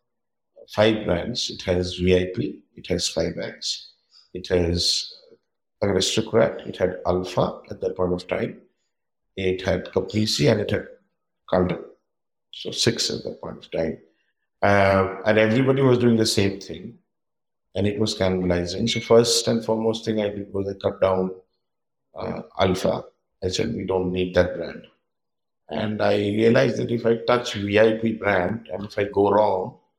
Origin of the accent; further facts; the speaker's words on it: Kolkata, West Bengal, India; moved away as an adult; also born or lived in South India; I left my hometown Calcutta for the first time at the age of 24